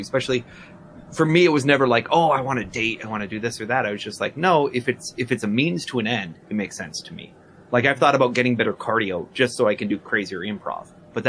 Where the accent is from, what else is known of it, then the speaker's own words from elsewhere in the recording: New York, United States; I'm from New York.